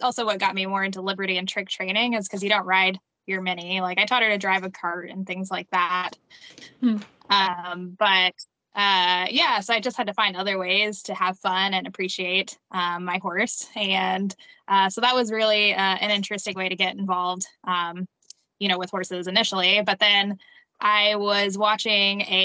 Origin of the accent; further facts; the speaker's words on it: San Antonio, Texas, United States; I grew up in San Antonio